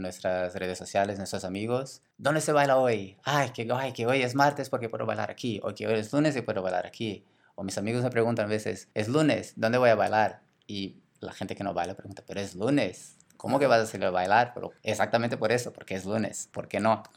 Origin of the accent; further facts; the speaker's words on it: Brazil; Spanish is a second language; moved away as an adult; now in Barcelona, Spain; yo soy de Brasil, ya salí de Brasil hace